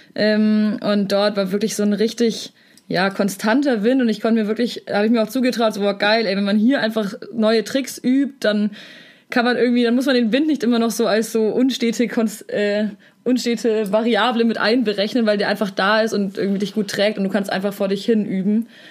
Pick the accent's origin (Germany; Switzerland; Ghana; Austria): Germany; Southern Germany; als Süddeutscher